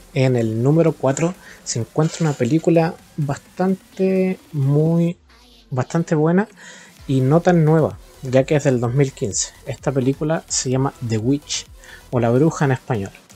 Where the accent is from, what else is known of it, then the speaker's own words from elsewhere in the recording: Rancagua, O'Higgins, Chile; soy de Rancagua